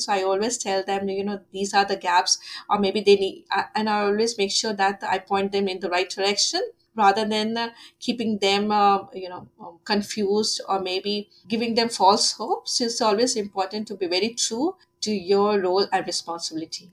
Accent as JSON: {"language": "English", "region": "Delhi", "country": "India", "moved": "as an adult", "lives_now": "Wagga Wagga, Australia", "said": "coming from india"}